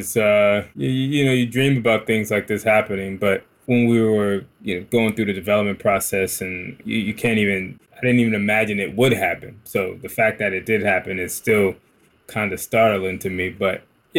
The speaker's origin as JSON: {"language": "English", "town": "Newark", "region": "New Jersey", "country": "United States", "tie": "born or raised there", "said": "We grew up in Newark, New Jersey, which is a very radical city."}